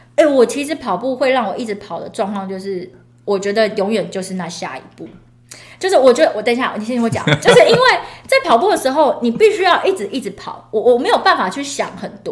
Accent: Taiwan; 身为台湾人

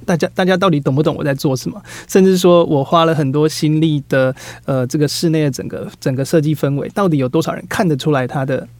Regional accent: Taiwan; 知道我们是台湾人的

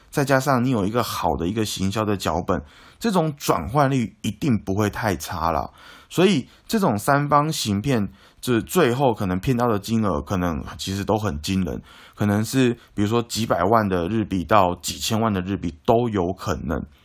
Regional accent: Taiwan; 我们台湾人

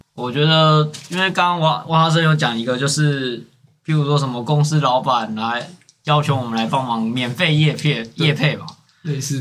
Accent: Taiwan; 我们台湾国语

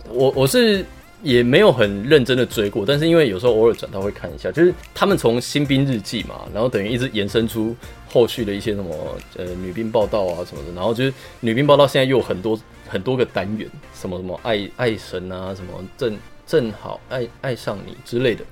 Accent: Taiwan; 我们台湾也有自己的文化

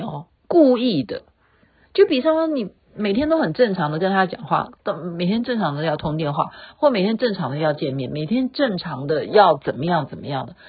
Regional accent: Taiwan; 我们台湾人

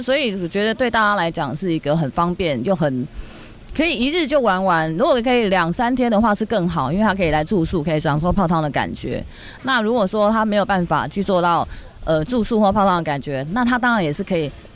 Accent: Taipei, Taiwan; 我是住在北投长大的一个孩子。呃，从小就是在北投长大，然后也是跟北投在地所有的，呃，居住或者是所有的环境，我们是一起长大的

